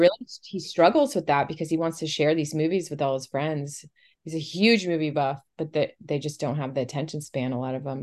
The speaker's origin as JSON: {"language": "English", "area": "Tampa Bay area", "region": "Florida", "country": "United States", "tie": "born or raised there", "said": "I also grew up here"}